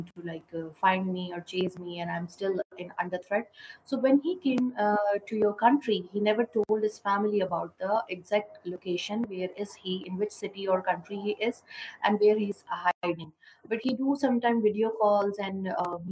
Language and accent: English; Pakistan; as per Pakistani, we